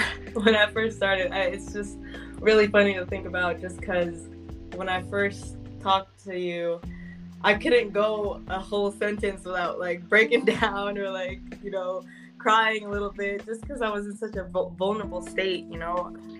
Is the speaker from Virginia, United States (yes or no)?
no; Bay Area, California, United States; I'm from the Bay Area, uh, and my shop will also be in the Bay Area.